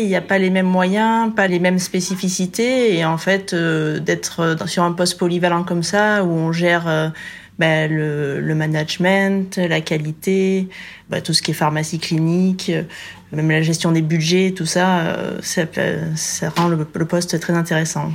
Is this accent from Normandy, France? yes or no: no; Gap, Provence-Alpes-Côte d'Azur, France; moved away; also born or lived in Ollioules, Var; je suis originaire de Gap dans les Hautes-Alpes